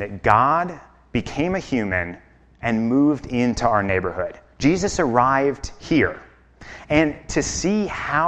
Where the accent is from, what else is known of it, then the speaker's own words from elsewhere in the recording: Chicago, Illinois, United States; moved away as an adult; now in Basalt, United States; I'm from Chicago